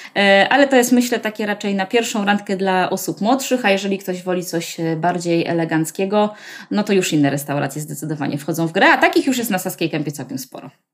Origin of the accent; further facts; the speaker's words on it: Warsaw, Masovian Voivodeship, Poland; Ja jestem w ogóle rodowitą warszawianką, y, z dziada, pradziada, y, ale całe życie, y, wcześniejsze spędziłam na Ursynowie.